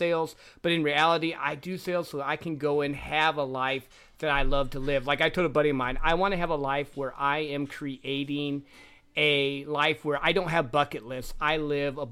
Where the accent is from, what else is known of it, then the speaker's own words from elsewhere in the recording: Midwest, United States; I grew up in the Midwest